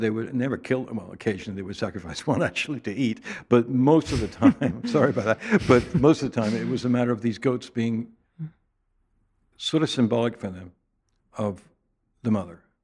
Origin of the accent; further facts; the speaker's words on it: England, United Kingdom; moved away; Growing up in England